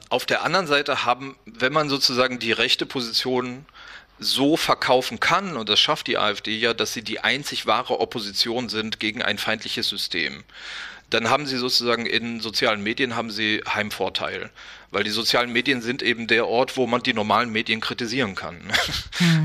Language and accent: German; West Germany, Germany; bin selber aus dem Westen